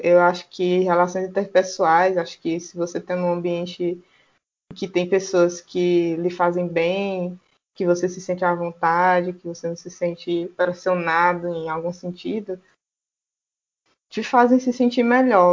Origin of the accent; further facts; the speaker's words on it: Teresina, Piauí, Brazil; eu sou daqui de Teresina, no Piauí